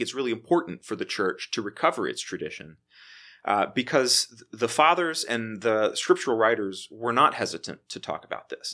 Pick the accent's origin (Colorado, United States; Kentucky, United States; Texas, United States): Texas, United States; Waco; moved away as an adult; also born or lived in Memphis, Tennessee / Edinburgh, Scotland; I am from Waco, Texas. I was, uh, born and raised there